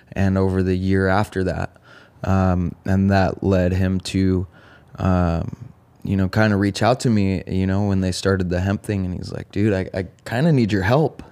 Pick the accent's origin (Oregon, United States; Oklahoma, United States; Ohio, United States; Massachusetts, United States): Oregon, United States; Eugene; also born or lived in Bellingham, Washington / California; I grew up in Oregon, born and raised in Eugene.